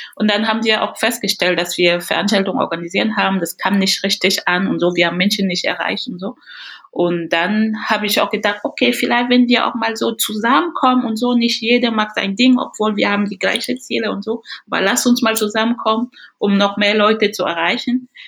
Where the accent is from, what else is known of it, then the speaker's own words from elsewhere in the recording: Cameroon; German is a second language; moved away as an adult; also born or lived in Paris, France; now in Bremen, Germany; ich vermisse auch wirklich sehr mein Land, Kamerun